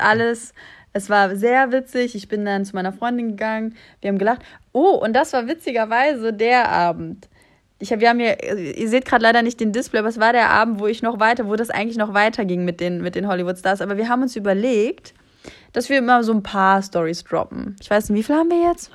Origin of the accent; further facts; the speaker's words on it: Germany; ich bin aus Deutschland